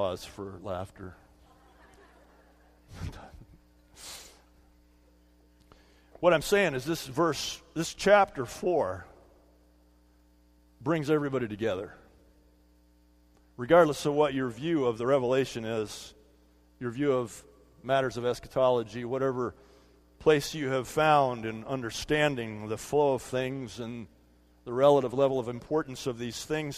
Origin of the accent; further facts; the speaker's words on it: California, United States; when I was a kid growing up in California